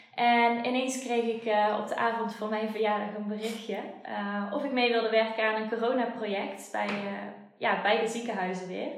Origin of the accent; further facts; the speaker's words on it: Schijndel, North Brabant, Netherlands; Ik ben ook na mijn loopbaancoach traject verhuisd, terug naar waar ik vandaan kom, naar Schijndel.